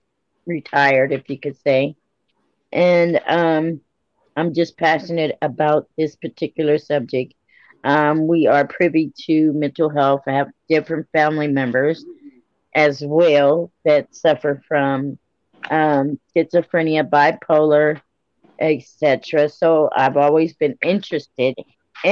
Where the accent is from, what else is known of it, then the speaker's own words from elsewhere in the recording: Pomona, California, United States; I'm from California, Pomona, California.